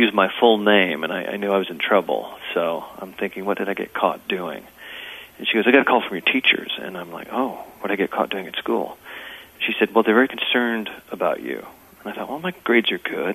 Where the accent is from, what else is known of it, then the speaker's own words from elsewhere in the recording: Texas, United States; also born or lived in London, England; now in Los Angeles, United States; I was born and raised in Texas in a small town